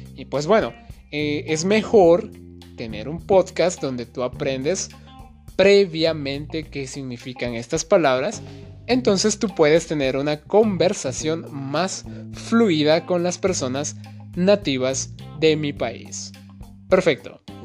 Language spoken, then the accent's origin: Spanish; Guatemala; soy un maestro español nativo de Guatemala